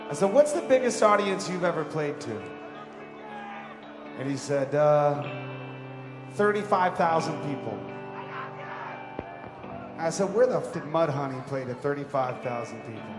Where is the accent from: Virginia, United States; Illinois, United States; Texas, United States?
Virginia, United States; So I grew up in Virginia, right outside of Washington, D.C. I played in a punk rock band.